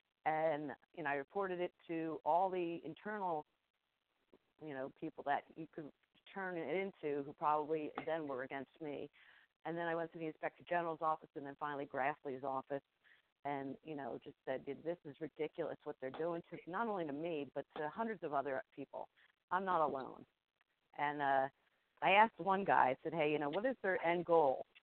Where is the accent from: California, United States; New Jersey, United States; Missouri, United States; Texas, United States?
New Jersey, United States; I'm from Jersey